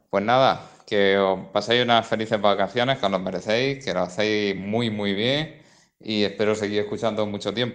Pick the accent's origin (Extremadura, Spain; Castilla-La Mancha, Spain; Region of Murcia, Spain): Region of Murcia, Spain; Murcia; soy de Murcia.